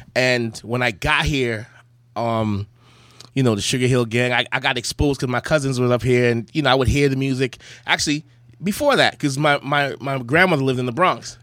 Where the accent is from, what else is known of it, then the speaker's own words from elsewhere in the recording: Charlotte Amalie, U.S. Virgin Islands; accent: Virgin Islands patois; moved away; I was born in the Virgin Islands, Saint Thomas, and in the Virgin Islands, um, we talk like this